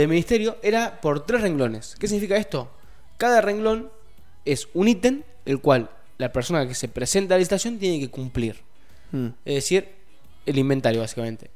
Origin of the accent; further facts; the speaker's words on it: Rosario, Santa Fe, Argentina; yo soy de Rosario, no soy de Funes